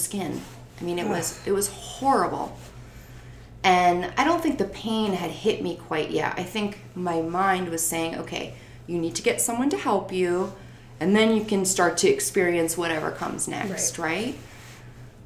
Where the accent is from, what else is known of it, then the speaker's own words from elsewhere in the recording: Naugatuck, Connecticut, United States; we lived in my hometown of Naugatuck at the time